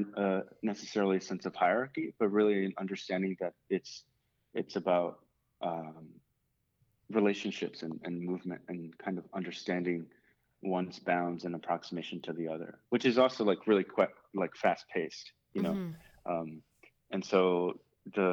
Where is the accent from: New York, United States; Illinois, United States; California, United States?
New York, United States; New York City; growing up in the Bronx, there weren't too many fields available to play soccer